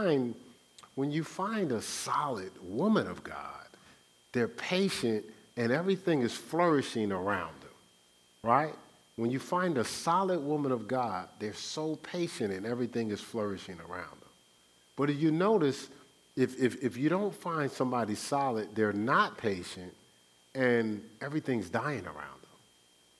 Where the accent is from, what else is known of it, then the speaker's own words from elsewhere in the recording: Newark, New Jersey, United States; I'm from the Brick City in Newark, New Jersey